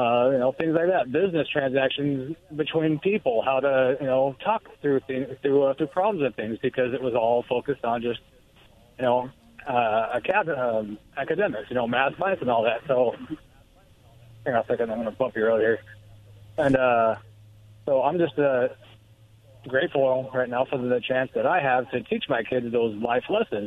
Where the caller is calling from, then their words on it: Pasco, Washington, United States; It's … in Pasco.